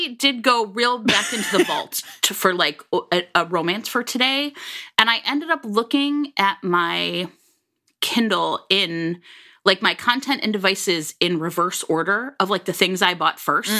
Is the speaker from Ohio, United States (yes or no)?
yes; Cleveland, Ohio, United States; moved away as an adult; also born or lived in Philadelphia; so I grew up in Cleveland, everybody